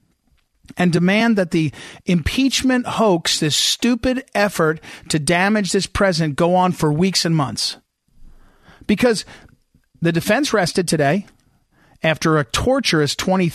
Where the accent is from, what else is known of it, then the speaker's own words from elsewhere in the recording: New Jersey, United States; moved away; I grew up in New Jersey